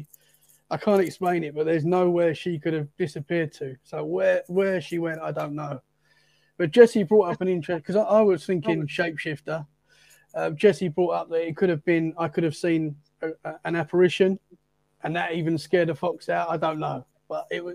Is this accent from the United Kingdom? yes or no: yes; Essex, East of England, United Kingdom; moved away as an adult; now in Dorset, United Kingdom; I'm from London, pretty much. Essex, which is just outside London. So that's where I'm from.